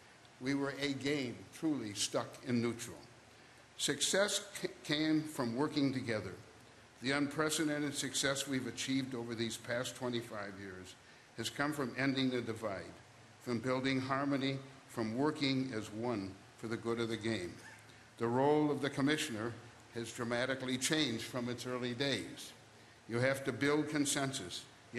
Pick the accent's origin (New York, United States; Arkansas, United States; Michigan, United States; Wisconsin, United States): Wisconsin, United States; Milwaukee; born or raised there